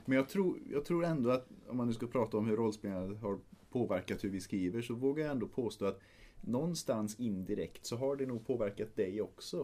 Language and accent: Swedish; Trollhättan, Västra Götaland, Sweden; vi spelade en del rollspel på högstadiet och gymnasiet framförallt eh, hemma i Trollhättan